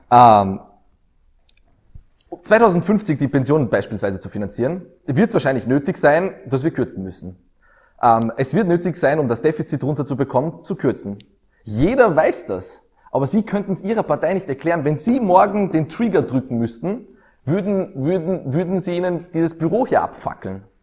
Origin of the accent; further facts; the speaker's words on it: Austria; Als Österreicher können wir